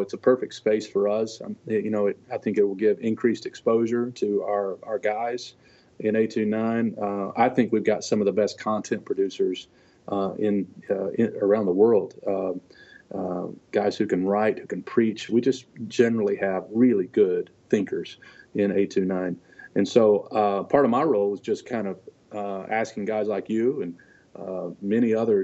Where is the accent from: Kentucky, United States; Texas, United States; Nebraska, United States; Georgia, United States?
Kentucky, United States; born or raised there; also born or lived in Detroit, Michigan